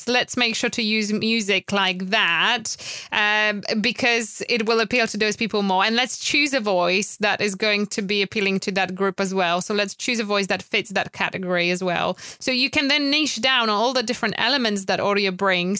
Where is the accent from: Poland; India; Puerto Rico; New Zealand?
Poland; English is a second language; moved away as an adult; now in United Kingdom; I'm originally from Poland, so I've moved to UK after meeting my wonderful husband